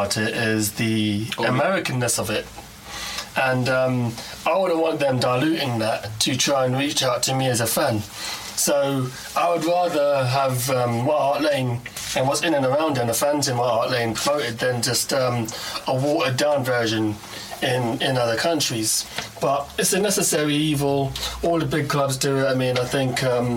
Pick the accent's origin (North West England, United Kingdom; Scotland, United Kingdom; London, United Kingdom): London, United Kingdom; I'm a Londoner, I was born in London, born north of the river.